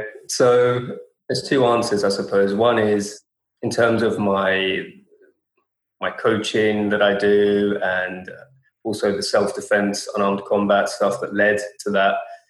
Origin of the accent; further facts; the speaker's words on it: London, United Kingdom; London my whole life.